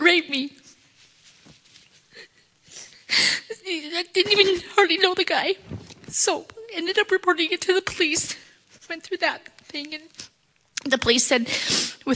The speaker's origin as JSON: {"language": "English", "town": "Prineville", "region": "Oregon", "country": "United States", "tie": "born or raised there", "also_born_or_lived": "Bend, Oregon", "said": "Born in Bend, moved to Prineville when I was six, graduated from Cook County High School in 1987"}